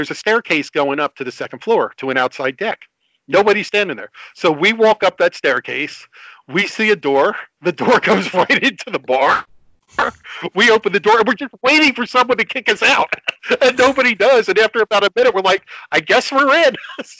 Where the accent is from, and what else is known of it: Belmar or Neptune, New Jersey, United States; born or raised there